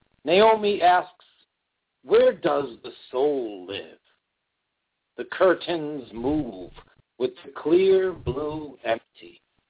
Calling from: New Britain, Connecticut, United States; I'm living in New Britain, Connecticut, and my radio show that I share on your page is from Middletown, Connecticut.

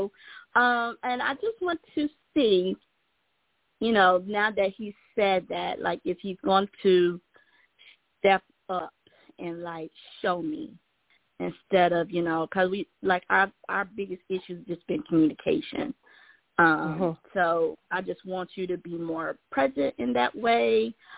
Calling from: Georgia, United States

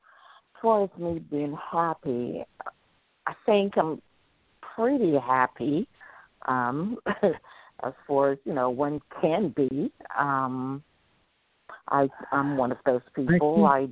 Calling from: Washington, District of Columbia, United States; I'm calling from Washington, D.C.

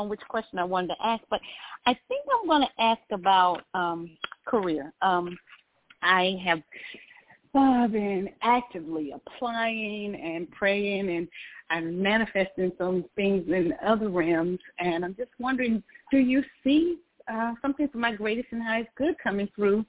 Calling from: Georgia, United States; Great. Georgia.

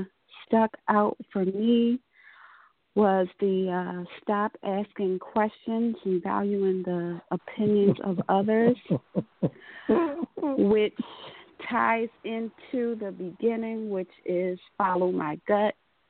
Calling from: Atlantic City, New Jersey, United States; I'm calling from Atlantic City, New Jersey, and I am a Sagittarius.

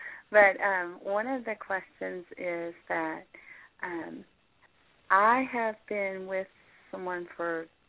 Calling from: Kentucky, United States; …. Kentucky.

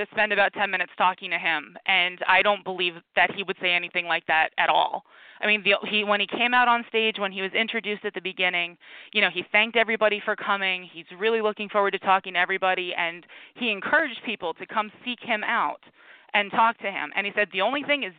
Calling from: Philadelphia, Pennsylvania, United States; I am calling from Philadelphia

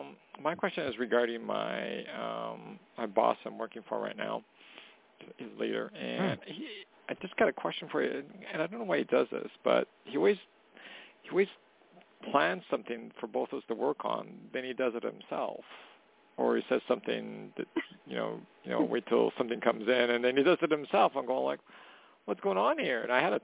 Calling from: Canada; calling from Canada.

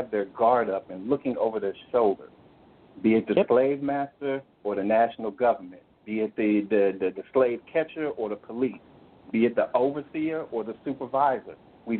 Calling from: Florida, United States; Well, I'm in Florida, out in the country, somewhat unfortunate, bittersweet at this time because I'm not more central to where everything is going on.

